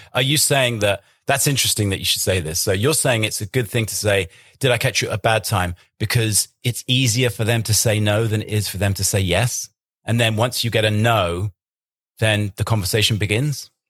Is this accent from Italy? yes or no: no; England, United Kingdom; I'm English